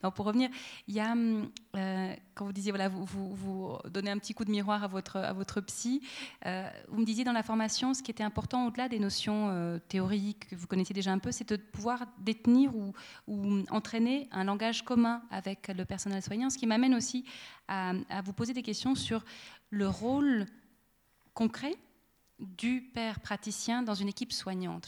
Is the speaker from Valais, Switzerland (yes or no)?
yes; Monthey, Valais, Switzerland; dans toute mon enfance à Monté